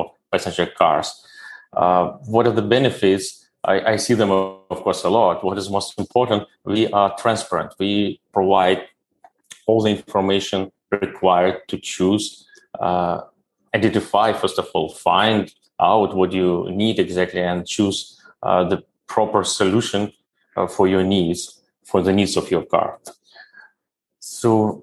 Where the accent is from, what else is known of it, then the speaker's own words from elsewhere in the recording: Kyiv, Ukraine; moved away as an adult; now in India; I was born in Ukraine, in ex-USSR, as I said. It was still that big country. And my education I got as well in Kyiv, where I grew up, is the capital of our country